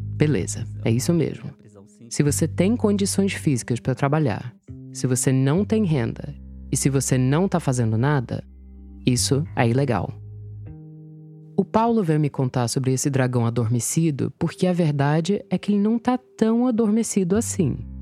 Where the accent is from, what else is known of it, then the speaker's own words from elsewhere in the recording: United States; first language English; Portuguese is a second language; moved away as an adult; now in Brazil; Eu, que nasci e fui criada, morei nos Estados Unidos até os 19 anos